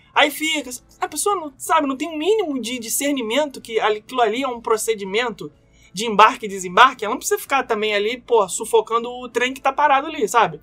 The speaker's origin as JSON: {"language": "Portuguese", "country": "Brazil", "accent": "Brazilian", "moved": "yes", "lives_now": "United States", "said": "eu sou brasileiro e eu falo português"}